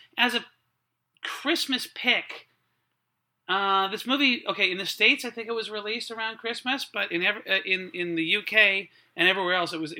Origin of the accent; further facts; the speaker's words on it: Surrey, British Columbia, Canada; I grew up in Surrey